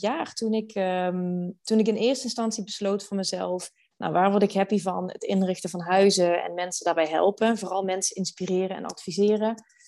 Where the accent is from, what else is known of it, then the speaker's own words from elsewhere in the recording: Venlo, Limburg, Netherlands; moved away as an adult; also born or lived in Amsterdam; now in Maastricht, Netherlands; Ik kom oorspronkelijk uit Venlo